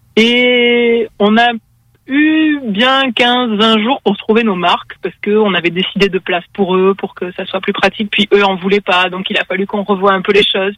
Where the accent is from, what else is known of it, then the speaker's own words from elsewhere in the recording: France; moved away as an adult; also born or lived in Quebec; now in Canada; on est français. Ça va faire deux ans qu'on est au Canada